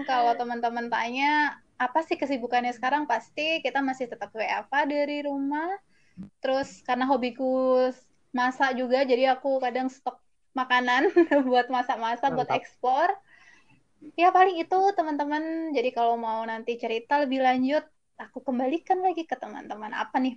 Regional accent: Malang, East Java, Indonesia; moved away as an adult; now in Jakarta, Indonesia; Jadi aku aslinya dari Malang

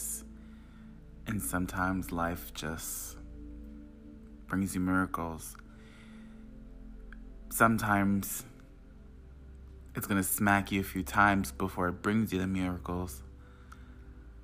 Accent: Long Island, New York, United States; I'm from Long Island, New York

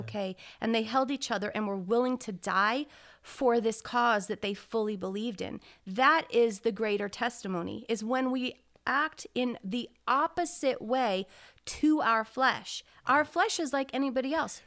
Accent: United States; As an American

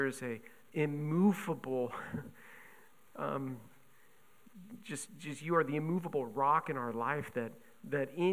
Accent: Buffalo, New York, United States; moved away; I grew up in Buffalo

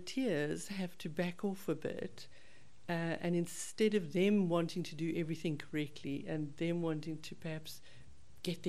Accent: Cape Town, Western Cape, South Africa; I was brought up in Cape Town, went to school here

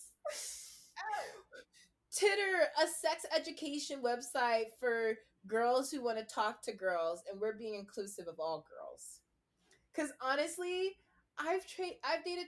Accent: New York, United States; I was born in New York.

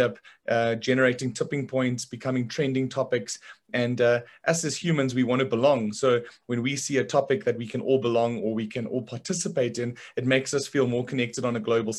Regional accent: South Africa; when you and I were younger and growing up in South Africa

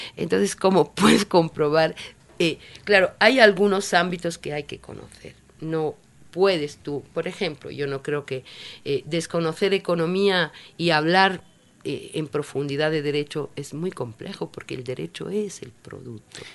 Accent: Italy; now in Ecuador; yo soy italiana

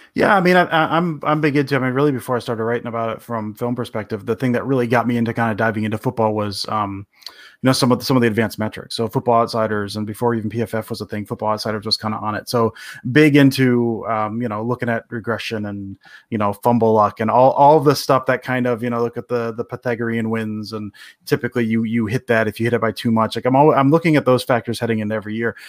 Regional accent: Detroit, Michigan, United States; I'm from the Detroit area

